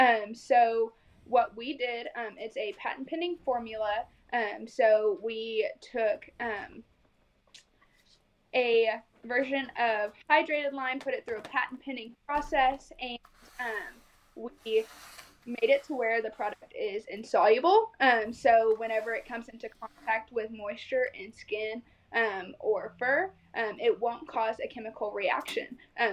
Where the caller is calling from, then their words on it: Okarche, Oklahoma, United States; So we are located in Okarchee, Oklahoma. We have one warehouse, and that is where I'm at currently.